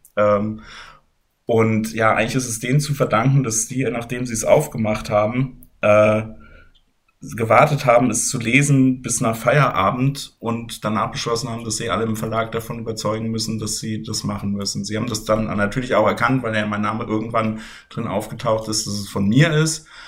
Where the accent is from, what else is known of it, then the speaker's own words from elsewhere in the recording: Germany; ich bin aus Deutschland